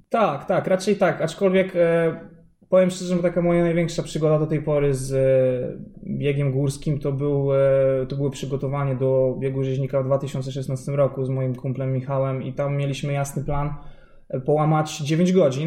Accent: Warsaw, Masovian Voivodeship, Poland; pochodzę z Warszawy

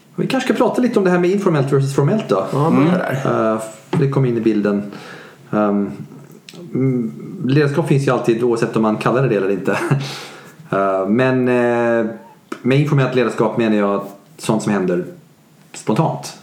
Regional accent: Sweden; Jag är svensk

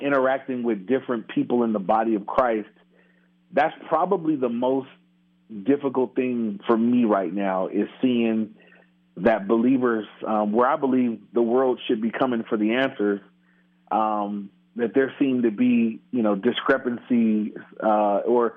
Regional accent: Inglewood, California, United States; grew up in Inglewood, which is in near L.A.

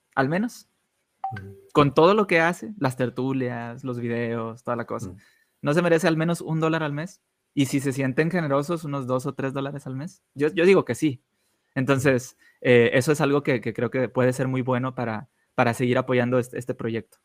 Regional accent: Monterrey, Nuevo León, Mexico; yo soy de Monterrey

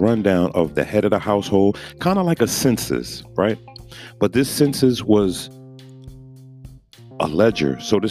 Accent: New York City, New York, United States; moved away; I'm from Brooklyn

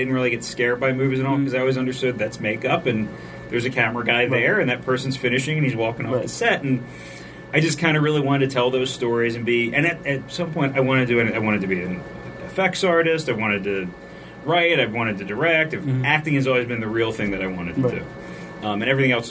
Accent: Baltimore, Maryland, United States; That is where I grew up

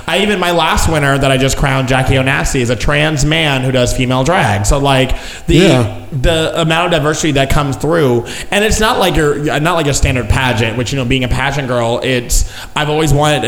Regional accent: Outer Banks, North Carolina, United States; moved away as an adult; now in Dallas, United States; I'm from North Carolina. I'm from the Outer Banks, which is where they flew the first airplane

